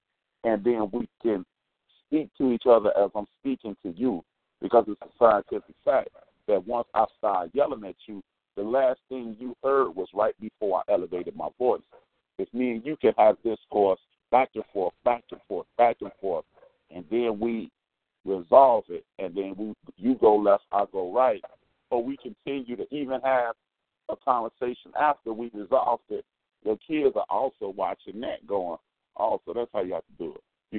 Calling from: Chicago, Illinois, United States; I'm … from Chicago.

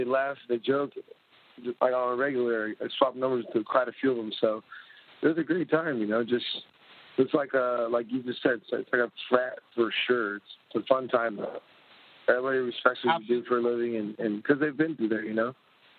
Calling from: Los Angeles, California, United States; Hey, I'm in L.A., Los Angeles, California.

